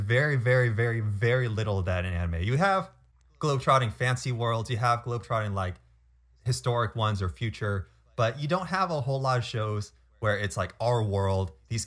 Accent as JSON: {"language": "English", "region": "California", "country": "United States", "tie": "born or raised there", "said": "growing up in California, I was always a water rat"}